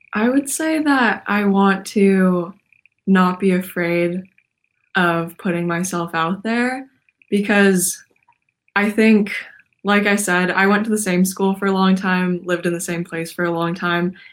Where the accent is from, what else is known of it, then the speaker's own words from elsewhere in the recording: Portland, Oregon, United States; I am from Portland, Oregon